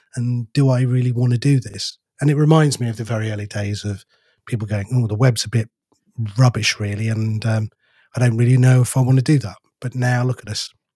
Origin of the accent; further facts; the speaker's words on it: United Kingdom; We're too British